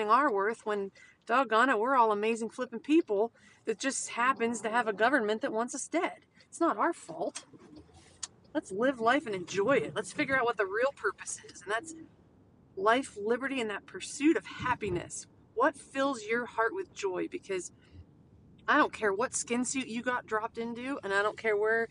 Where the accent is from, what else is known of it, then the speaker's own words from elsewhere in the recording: United States; we as American people